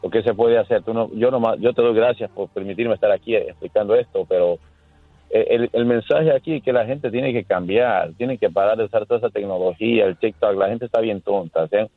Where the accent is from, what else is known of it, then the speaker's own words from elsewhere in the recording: Havana, Cuba; Yo soy de La Habana, Cuba.